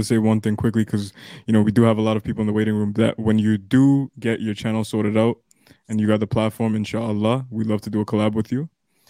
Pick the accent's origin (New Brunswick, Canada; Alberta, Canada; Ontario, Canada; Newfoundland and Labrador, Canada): Ontario, Canada; near Toronto; me and Rami in near Toronto